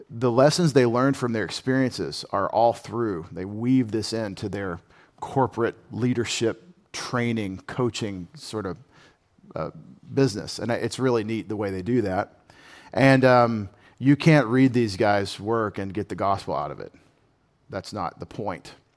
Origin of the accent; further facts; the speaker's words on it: United States; as an American patriot